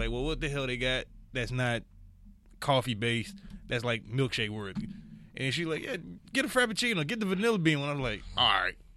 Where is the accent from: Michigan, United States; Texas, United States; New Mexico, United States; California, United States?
Michigan, United States; Detroit; moved away; also born or lived in Kansas City; I, I'm from Detroit